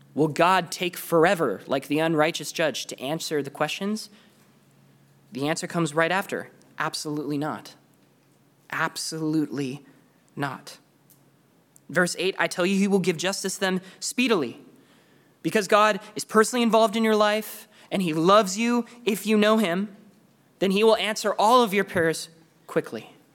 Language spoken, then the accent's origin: English; Canada; I'm from Canada